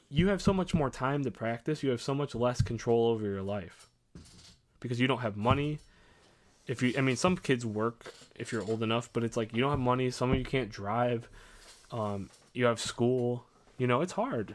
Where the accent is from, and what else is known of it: Crown Point, Indiana, United States